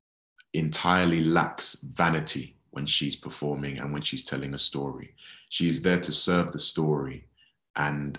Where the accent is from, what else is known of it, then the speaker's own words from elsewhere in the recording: London, United Kingdom; I grew up in West Croydon on a council estate